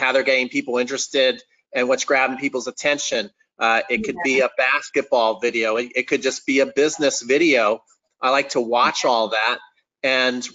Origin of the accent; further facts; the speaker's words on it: New Jersey, United States; also born or lived in Atlanta, Georgia, United States; by the time I was 8, we moved to New Jersey.